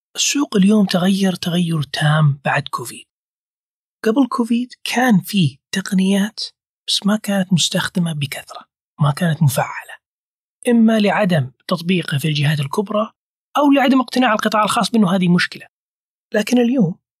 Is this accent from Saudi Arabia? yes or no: yes; Saudi Arabia; أنا كسعودي